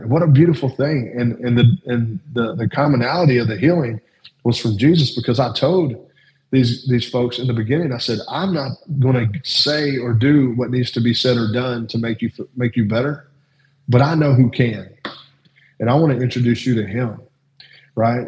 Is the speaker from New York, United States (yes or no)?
no; Louisville, Kentucky, United States; I grew up in South Louisville